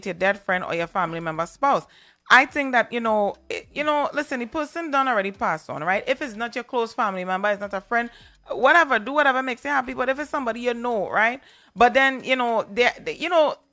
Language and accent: English; Trinidad & Tobago; I'm from Trinidad